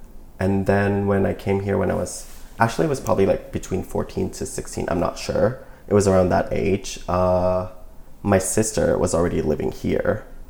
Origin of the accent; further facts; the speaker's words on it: Bangkok, Thailand; moved away as an adult; now in Oakland, United States; So I moved to Oakland 7 years ago, and before that I was born and raised in Bangkok, Thailand.